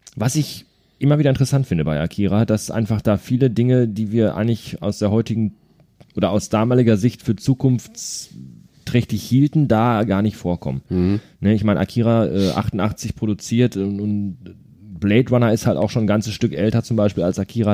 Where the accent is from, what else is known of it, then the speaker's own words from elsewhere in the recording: Ruhr area, North Rhine-Westphalia, Germany; hier bei uns im Ruhrgebiet